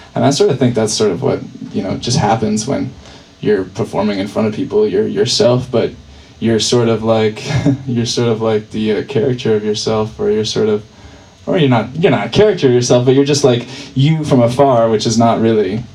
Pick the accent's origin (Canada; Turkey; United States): United States; Burlington, Vermont; I'm from Burlington, so um, I had a set at my at my folks' home